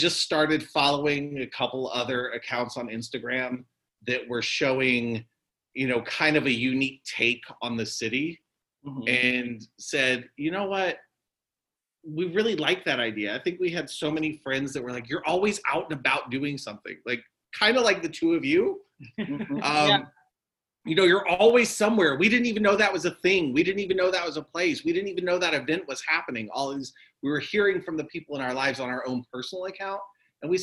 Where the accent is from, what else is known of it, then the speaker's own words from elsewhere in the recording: Orlando, Florida, United States; So I've lived here most of my life. My family goes back generations. And I was born here in Orlando